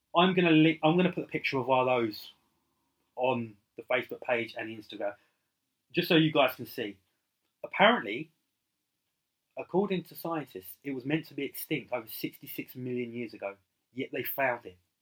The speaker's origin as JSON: {"language": "English", "country": "United Kingdom", "tie": "born or raised there", "said": "as a child growing up in the United Kingdom"}